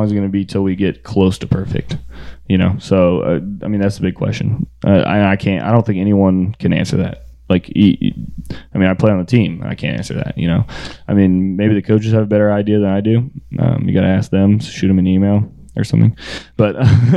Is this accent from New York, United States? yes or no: no; Florida, United States; I grew up in Florida